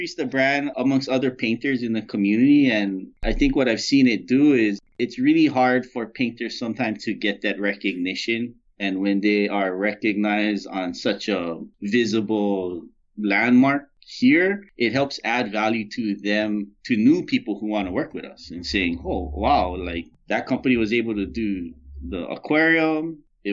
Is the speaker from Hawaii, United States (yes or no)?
yes; Hawaii, United States; moved away; I'm from Hawaii, so, you know, we're pretty easygoing